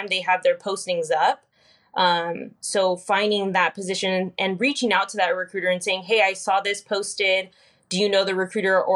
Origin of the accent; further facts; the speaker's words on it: Fresno, California, United States; also born or lived in Selma, California; I was born and raised kind of in the Fresno area. Grew up a little bit in Fresno and then moved off to Selma, California, which isn't too far from Fresno.